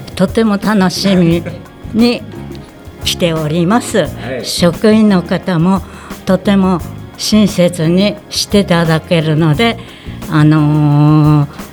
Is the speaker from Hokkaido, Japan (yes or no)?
yes; Higashikawa, Hokkaido, Japan; 出身地は上川郡東川町です